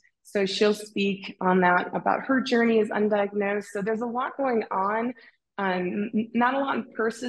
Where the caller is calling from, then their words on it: Salt Lake City, Utah, United States; I'm calling you from Salt Lake City and Utah. We've been here since 2013.